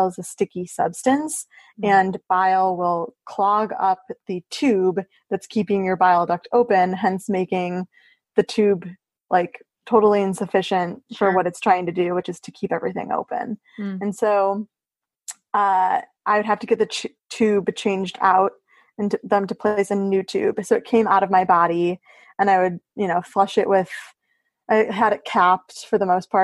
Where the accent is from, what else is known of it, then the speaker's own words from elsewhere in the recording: Chicago, Illinois, United States; moved away as an adult; also born or lived in Washington, District of Columbia, United States / New York; I am from Chicago.